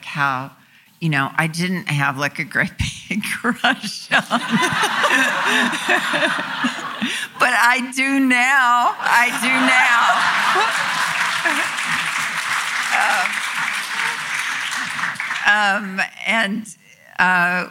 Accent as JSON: {"language": "English", "town": "North Little Rock", "region": "Arkansas", "country": "United States", "tie": "born or raised there", "moved": "yes", "said": "North Little Rock, where I grew up in Arkansas."}